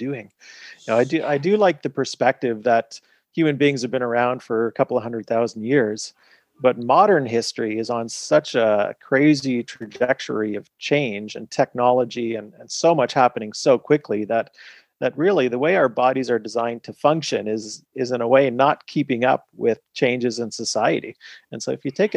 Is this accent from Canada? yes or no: yes; Canada; also born or lived in United Kingdom / Montreal; I practiced in the UK and then I am Canadian, so then moved the practice back to Montreal